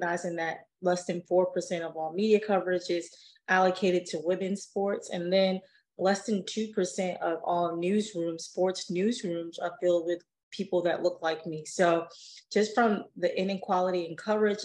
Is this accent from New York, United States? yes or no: yes; New York City, New York, United States; I grew up in Harlem, New York.